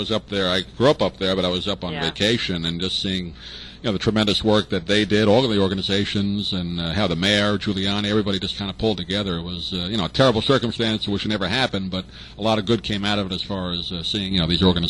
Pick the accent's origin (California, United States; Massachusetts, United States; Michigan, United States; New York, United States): New York, United States; 9/11, you know as well as I grew up in New York, what great work they did during that whole time we went through.